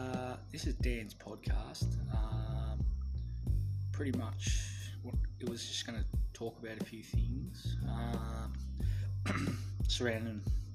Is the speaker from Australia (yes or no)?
yes; Australia; my rights as an Australian.